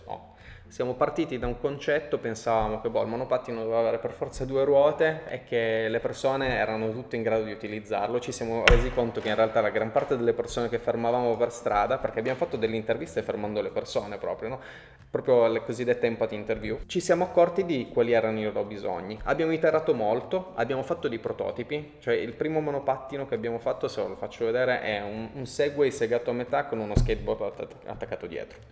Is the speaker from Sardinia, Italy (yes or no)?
no; Turin, Piedmont, Italy; siamo di Torino, siamo italiani